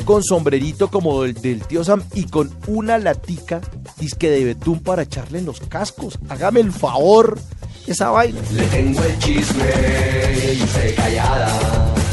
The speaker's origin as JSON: {"language": "Spanish", "country": "Colombia", "said": "así somos los colombianos creativos, ingeniosos, inteligentes"}